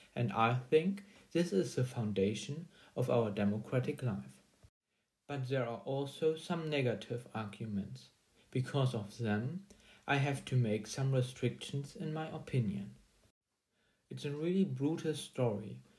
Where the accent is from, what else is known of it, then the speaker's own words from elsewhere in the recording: Germany; English is a second language; I'm a student from Germany